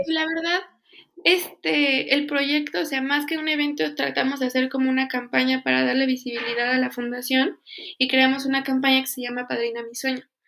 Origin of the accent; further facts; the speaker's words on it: Pachuca, Hidalgo, Mexico; yo soy de Pachuca